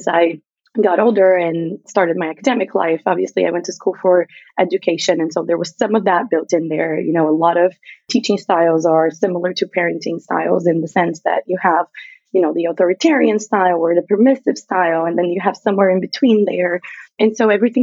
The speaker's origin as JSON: {"language": "English", "area": "a very small town in the south of Brazil", "region": "South Region", "country": "Brazil", "tie": "born or raised there", "second_language": "English", "moved": "yes", "said": "I grew up in Brazil, if you can hear an accent and or if I forget any words, that's where it's coming from. I grew up in Brazil. And so I'm from a very, very small town on the south of Brazil"}